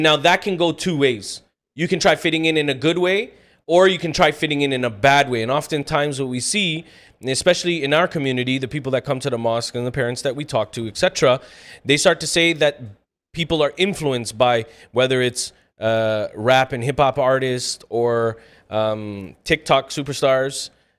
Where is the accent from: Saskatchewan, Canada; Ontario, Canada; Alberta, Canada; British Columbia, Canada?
Ontario, Canada; Scarborough; So that thing is like, oh, I'm from Scarborough. Okay, so is another 1.6 million people.